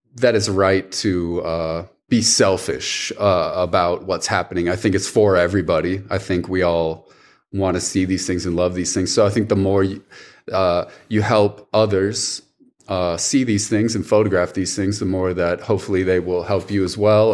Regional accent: Rapid City, South Dakota, United States; also born or lived in Milwaukee, Wisconsin; now in Jackson, United States; I was born in Milwaukee, Wisconsin, just for four years. Uh, moved when I was very young. Uh, went to South Dakota, and so uh, I grew up in Rapid City, South Dakota

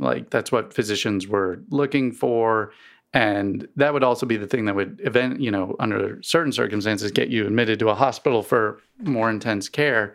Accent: East Coast, United States; now in Missouri, United States; I grew up on the East Coast um and never really had allergies until I moved to Missouri.

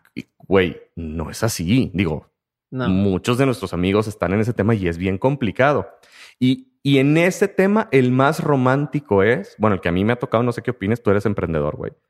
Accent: Mexico; el sistema de trabajo en muchas de las empresas de todo nuestro país

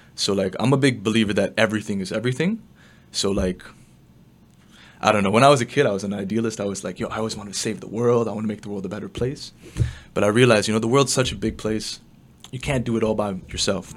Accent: Toronto, Ontario, Canada; also born or lived in China; grew up in the west end of Toronto

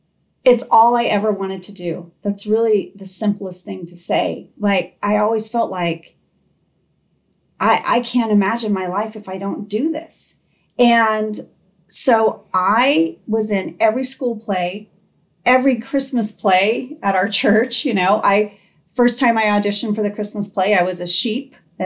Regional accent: Indonesia; I grew up in Indonesia.

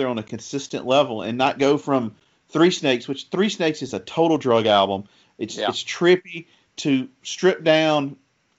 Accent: the South, United States; accent: Southern; if people listening can tell from my accent, I'm from the South.

